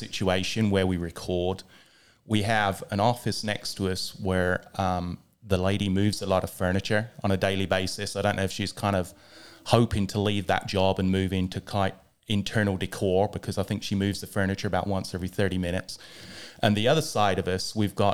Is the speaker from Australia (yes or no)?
no; England, United Kingdom; I grew up in England